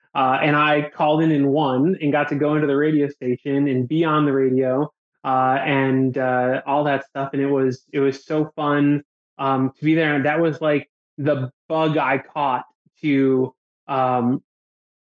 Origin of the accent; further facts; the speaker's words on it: Buffalo, New York, United States; now in Jacksonville, United States; Born and raised in Buffalo, New York